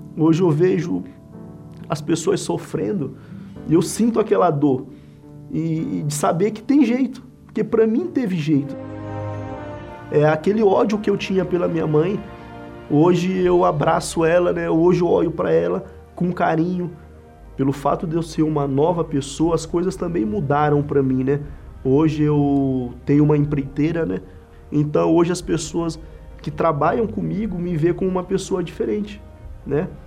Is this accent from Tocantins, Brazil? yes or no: no; Central, Maranhão, Brazil; moved away as an adult; also born or lived in São Luís, Maranhão; now in São Paulo, Brazil; Sou natural de São Luís, né, Maranhão, mas me criei no interior do estado, uma cidade chamada Central né, que fui criado pelos meus avós